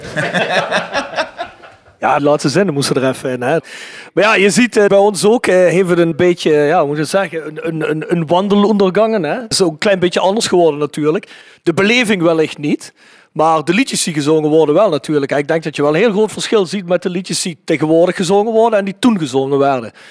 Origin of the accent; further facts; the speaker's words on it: South Limburg, Netherlands; wij een kleinere woordenschat hebben hier in Zuid-Limburgs